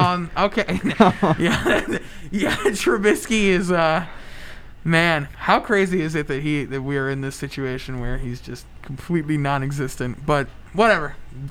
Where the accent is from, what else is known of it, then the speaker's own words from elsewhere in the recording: Chicago, Illinois, United States; because we are from Chicago